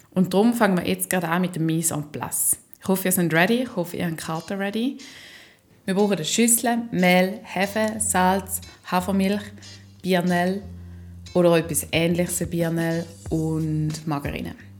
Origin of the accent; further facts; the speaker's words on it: Schaffhausen, Switzerland; nach Schaffhausen. In die Stadt, wo ich aufgewachsen bin